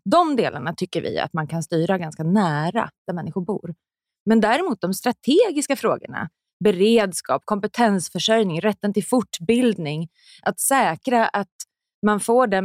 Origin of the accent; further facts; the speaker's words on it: Sweden; born there; vi ändå haft rätt till abort sen innan jag föddes i Sverige.